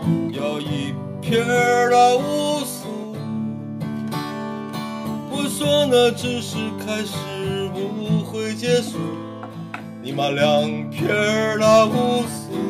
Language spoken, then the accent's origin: Chinese; Beijing, China; 我从小我出生在北京